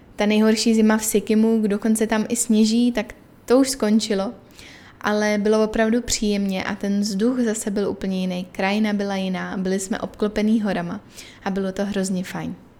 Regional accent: Czechia; moved away as an adult; now in Chennai, India

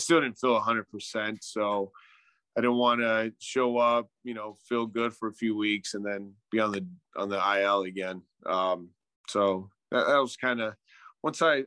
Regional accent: Southern California, United States; moved away as an adult; now in Arizona, United States; We're from California, but we moved out here about 11 years

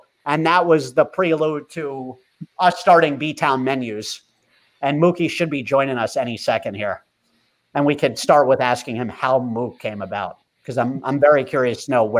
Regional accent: New Jersey, United States; moved away as an adult; also born or lived in Bloomington; growing up in New Jersey, I was starving. I was in Bloomington.

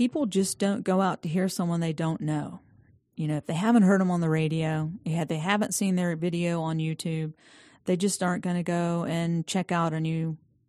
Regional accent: Statesville, North Carolina, United States; also born or lived in Aiken, South Carolina; now in Atlanta, United States; I was born in Aiken, South Carolina. Okay. I know, odd. No. And then, you know, my parents were from Statesville, and so they moved back home when I was three. And, yeah, so Statesville, North Carolina.

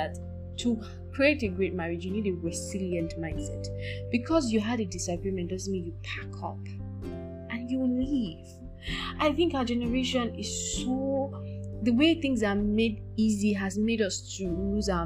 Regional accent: Nigeria; I'm Nigerian

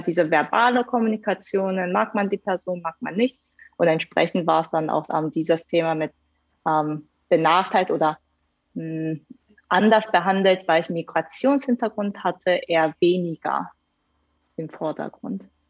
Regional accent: Hanover, Lower Saxony, Germany; moved away as an adult; also born or lived in South Korea / Karlsruhe; now in Munich, Germany; bin ich geboren in Südkorea, bin dann mit neun nach Deutschland gekommen und dort dann halt in Hannover ähm, meine, meine Schulzeit dann auch in Deutschland ähm, verbracht

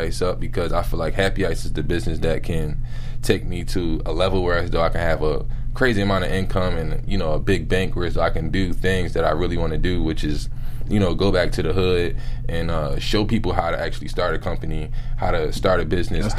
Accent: Philadelphia, Pennsylvania, United States; now in Los Angeles, United States; I'm from Philadelphia, born and raised in Philadelphia

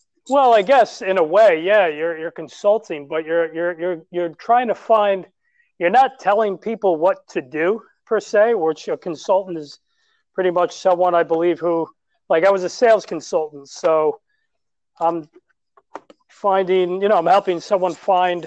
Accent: New York City, New York, United States; I'm from New York City

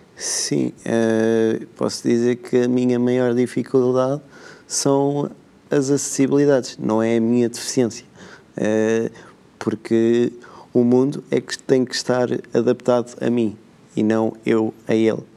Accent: Benedita, Centro, Portugal; eu eh, nasci na, na Benedita, minha terra

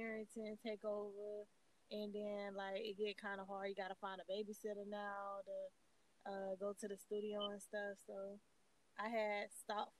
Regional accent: Cocoa, Florida, United States; I'm from Cocoa, Florida

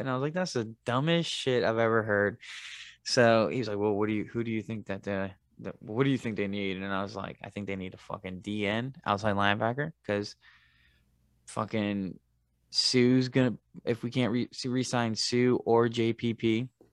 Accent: Tampa, Florida, United States; I grew, I grew up with him in Tampa

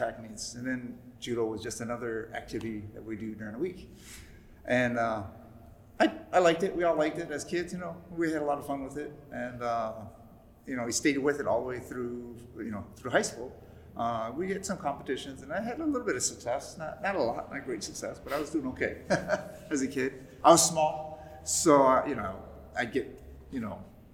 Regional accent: Chicago, Illinois, United States; Growing up in Chicago, he didn't want me getting into much trouble

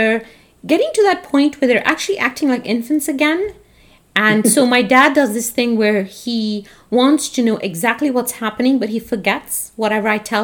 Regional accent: Canada; we're Canadian

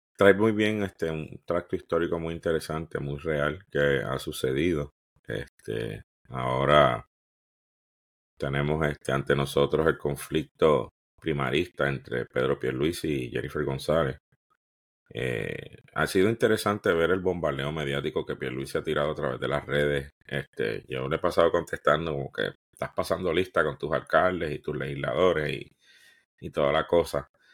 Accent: Puerto Rico

